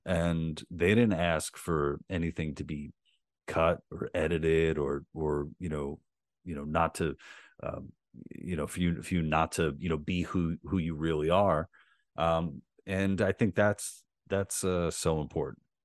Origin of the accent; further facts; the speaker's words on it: New York City, New York, United States; I grew up in Queens